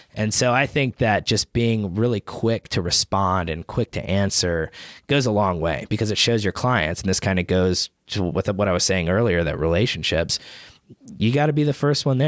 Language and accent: English; Chattanooga, Tennessee, United States; I'm born and raised in Chattanooga